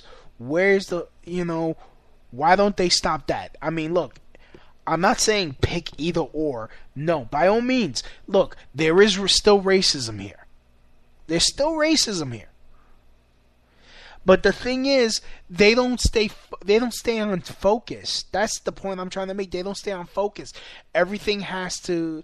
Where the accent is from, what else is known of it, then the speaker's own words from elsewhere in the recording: New York City, New York, United States; growing up in New York City